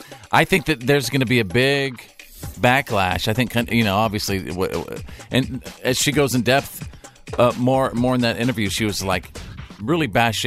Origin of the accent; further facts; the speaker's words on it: Bowie, Texas, United States; growing up in North Texas, in Bowie High School in Bowie, Texas